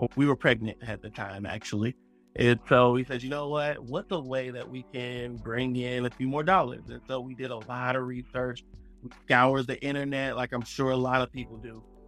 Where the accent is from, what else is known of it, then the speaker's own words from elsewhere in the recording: Miami, Florida, United States; also born or lived in Tallahassee, Florida; I'm from Miami, Florida